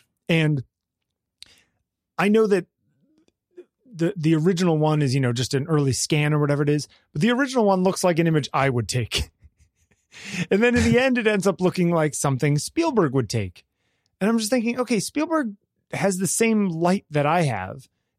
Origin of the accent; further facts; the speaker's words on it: New York, United States; even though I grew up in New York and lots of shows there.